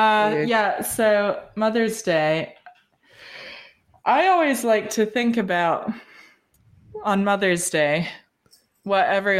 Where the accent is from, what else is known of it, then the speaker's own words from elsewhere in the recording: England, United Kingdom; born there; People always, like, if I tell them I was born in England, they always say, oh, can you do a British accent? And I say no.